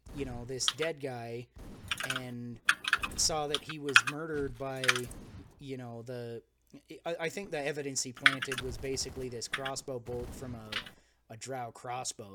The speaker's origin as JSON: {"language": "English", "country": "United States", "said": "I am the American"}